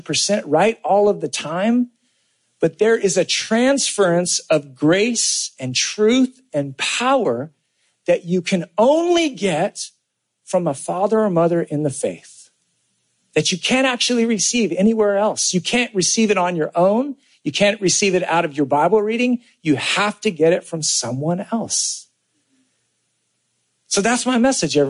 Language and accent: English; California, United States; I grew up in California